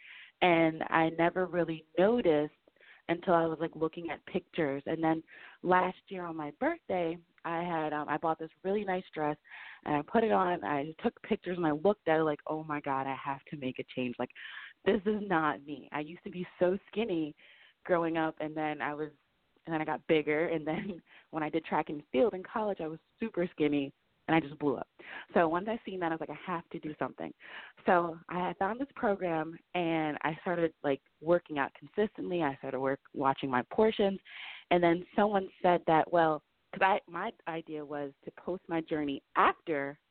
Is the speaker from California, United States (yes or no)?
no; New Jersey, United States; I'm from New Jersey.